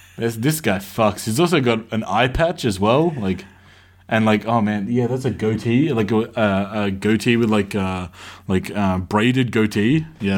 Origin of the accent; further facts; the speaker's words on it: Australia; I grew up in Australia